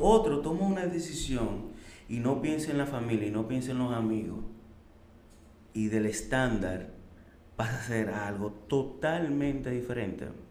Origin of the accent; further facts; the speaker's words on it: Santo Domingo, Distrito Nacional, Dominican Republic; also born or lived in Orlando / Switzerland; Yo nací en Santo Domingo el 18-8 de 1983